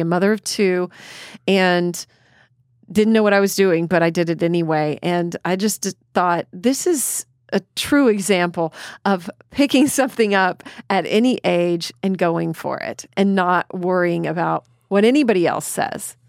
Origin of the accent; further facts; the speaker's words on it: Killeen, Texas, United States; where I grew up in Killeen, Texas